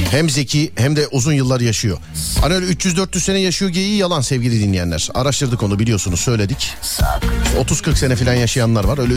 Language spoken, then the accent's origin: Turkish; Istanbul, Turkey; ben İstanbul Şişli.